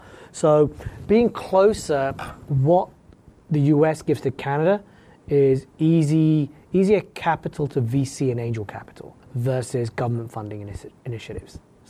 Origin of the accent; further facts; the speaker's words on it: West Coast, United States; So like, I'm from the West Coast, I'm 20 minutes from the border where I live.